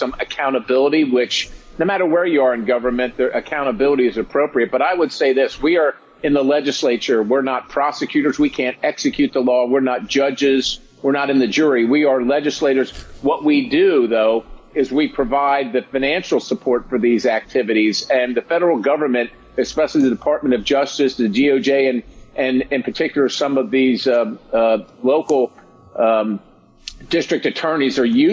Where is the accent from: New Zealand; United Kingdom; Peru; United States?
United States; Pennsylvania; I come from Pennsylvania.